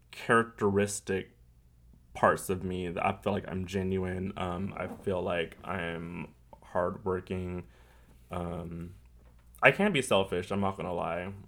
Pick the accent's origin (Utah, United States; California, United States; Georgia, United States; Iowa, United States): California, United States; I'm from California, so that's what we did.